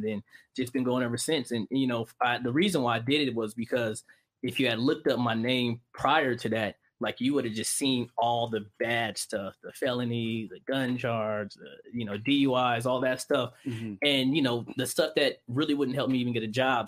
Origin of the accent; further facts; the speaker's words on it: San Bernardino, California, United States; I'm from San Bernardino, man. I'm from the IE, you know, California. Mm-hmm. You know, raised there